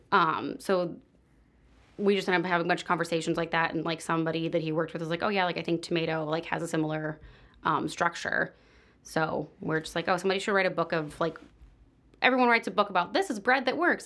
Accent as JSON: {"language": "English", "town": "San Diego", "region": "California", "country": "United States", "tie": "born or raised there", "also_born_or_lived": "Orange County, California / Cincinnati", "moved": "as an adult", "lives_now": "Chicago, United States", "said": "I grew up in San Diego"}